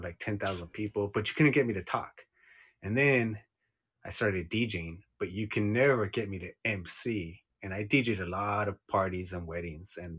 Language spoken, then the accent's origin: English; United States; I am Mexican American, and I was born here, and both of my parents came here legally